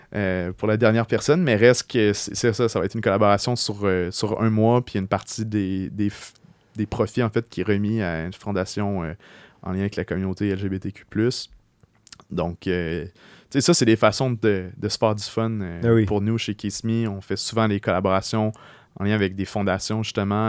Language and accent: French; Beauce, Quebec, Canada; moved away as an adult; now in Quebec City, Canada; j'ai grandi en Beauce jusqu'à l'âge de 17 ans